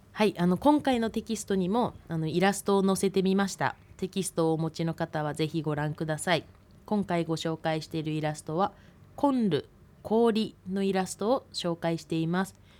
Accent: Biratori, Hokkaido, Japan; 子どもの頃はあの雪が降るとすごく嬉しくってたくさん遊んでてあの二部谷のあの私のあの実家の裏に裏山と呼ばれる山がある

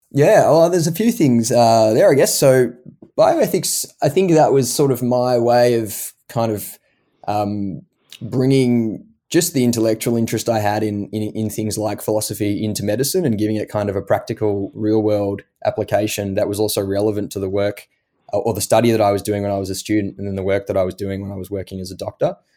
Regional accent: Melbourne, Victoria, Australia; moved away as an adult; now in Boston, United States; being Australian

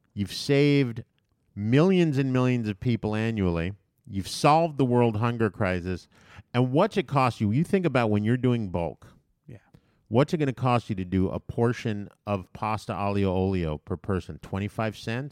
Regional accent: U.S. Virgin Islands; When I was a child growing up in Saint Thomas

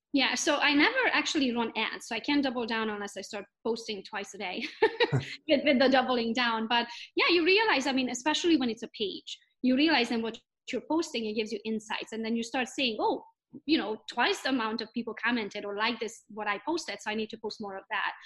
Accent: Romania; English is a second language; now in Pinckney, United States; I am from Romania, but I'm Hungarian by nationality.

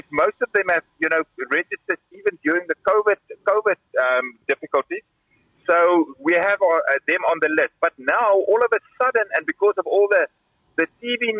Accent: Karoo, South Africa; now in Kyiv, Ukraine; I come from the Karoo

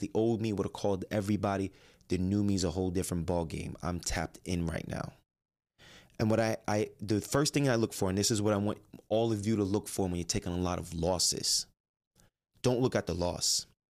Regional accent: Jersey City, New Jersey, United States; I grew up in Jersey City.

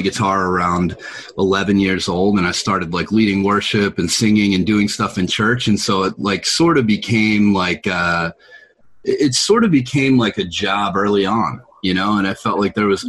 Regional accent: Lancaster, Pennsylvania, United States; I actually grew up about an hour outside of Philly.

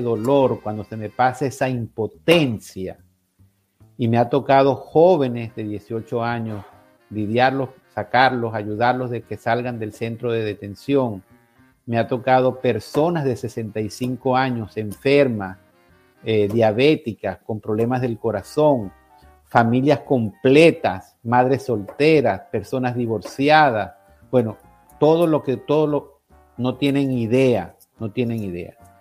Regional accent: Venezuela; moved away; en mi país

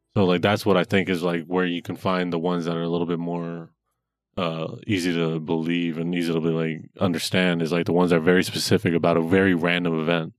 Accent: Denver, Colorado, United States; I was born in Denver, Colorado

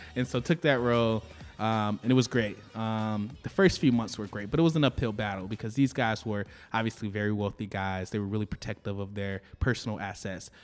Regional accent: Detroit, Michigan, United States; moved away as an adult; now in Los Angeles, United States; I grew up in Detroit, uh, in the Jeffries Projects, raised by a single mother

